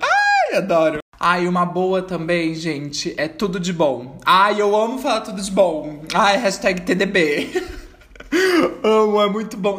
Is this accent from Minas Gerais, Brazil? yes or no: no; São Paulo, Brazil; eu sou paulista, eu sou cria